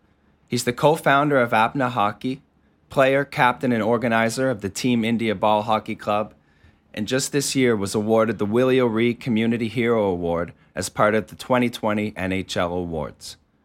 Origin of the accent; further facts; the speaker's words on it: Cape Breton, Nova Scotia, Canada; I'm from Cape Breton and we have a lot of coal mines.